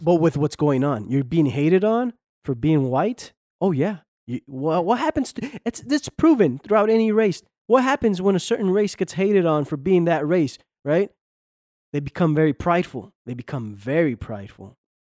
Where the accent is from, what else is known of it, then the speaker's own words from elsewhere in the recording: United States; I grew up in this country. Most of my, you know, all my life, I've, I'm an American, right? I'm an American, but you know, I'm from Mexican descent